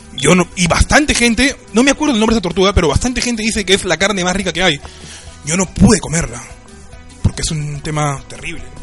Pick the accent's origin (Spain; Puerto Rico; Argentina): Argentina; moved away; por costumbre argentina. Yo soy de cocinar bastante